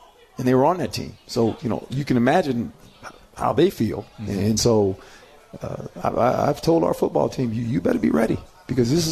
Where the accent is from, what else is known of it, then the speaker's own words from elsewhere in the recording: West Coast, United States; moved away; I'm from the West Coast